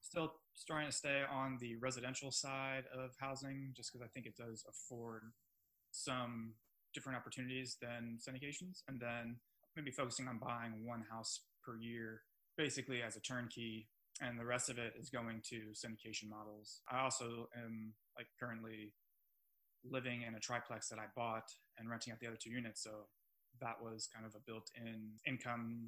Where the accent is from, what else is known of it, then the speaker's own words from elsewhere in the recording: South Florida, United States; moved away as an adult; also born or lived in Oklahoma City; I'm from South Florida, big city